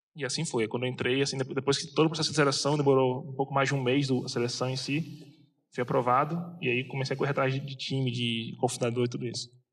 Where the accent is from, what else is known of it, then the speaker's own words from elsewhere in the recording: Rio de Janeiro, Brazil; moved away as an adult; also born or lived in São José dos Campos / United States; eu sou carioca